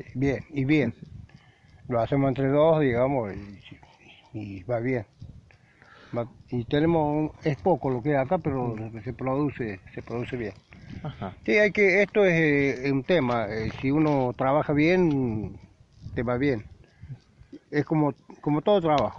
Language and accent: Spanish; Tulumba, Córdoba, Argentina; now in Deán Funes, Argentina; se afincaron en Tulumba, soy de Tulumba yo